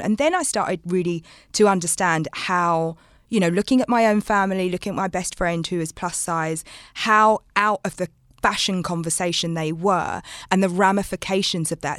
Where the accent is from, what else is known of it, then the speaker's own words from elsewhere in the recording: London, United Kingdom; growing up in London